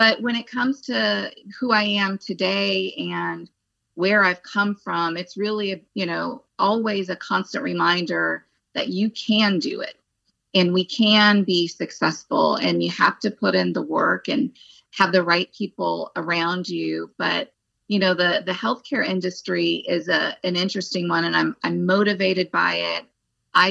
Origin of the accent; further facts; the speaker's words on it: Phoenix, Arizona, United States; moved away as an adult; also born or lived in Los Angeles / Texas / Northern California; now in New Jersey, United States; I'm from Arizona, from Phoenix. I went to school in Phoenix